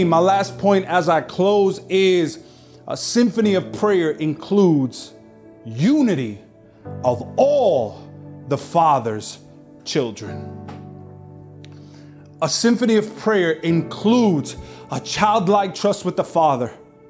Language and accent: English; Brooklyn, New York, United States; Oh, we from New York! But even within New York, there's division. Oh, I'm from Brooklyn.